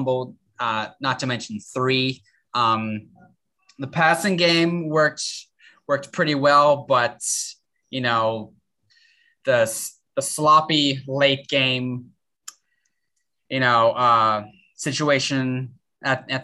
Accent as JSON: {"language": "English", "town": "Cape Elizabeth", "region": "Maine", "country": "United States", "moved": "as an adult", "lives_now": "Boston, United States", "said": "I'm from Cape Elizabeth, Maine"}